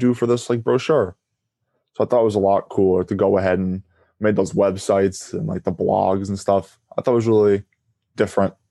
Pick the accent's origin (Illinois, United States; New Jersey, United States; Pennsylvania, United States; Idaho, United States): New Jersey, United States; Hackettstown; also born or lived in Allamuchy, New Jersey; I grew up in Hackettstown and in Alamuchi, which is right next to Hackettstown